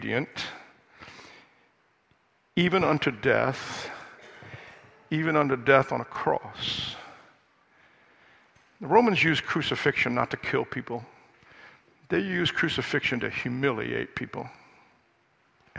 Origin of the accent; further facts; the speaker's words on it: United States; I'm an American.